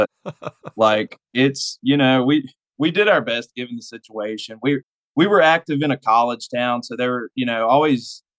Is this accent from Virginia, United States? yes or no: yes; Virginia, United States; now in West Virginia, United States; I'm in the state of West Virginia, but I was born in Virginia.